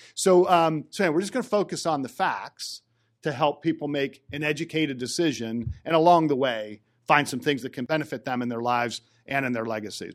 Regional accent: Johnstown, United States; I'm from Johnstown

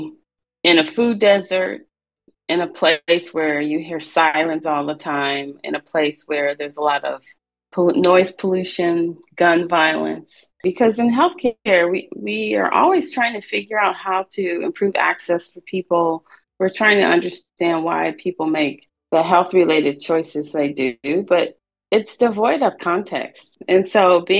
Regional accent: St. Louis, Missouri, United States; I grew up in St. Louis, Missouri, in an underserved community

